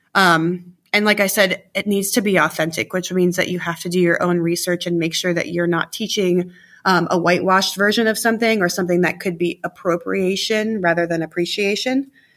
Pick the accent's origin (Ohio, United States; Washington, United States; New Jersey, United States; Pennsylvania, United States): Ohio, United States; Gahanna; where I grew up in Gahanna